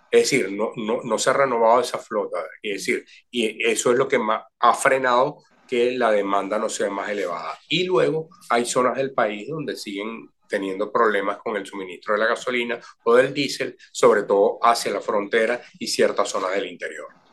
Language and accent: Spanish; Venezuela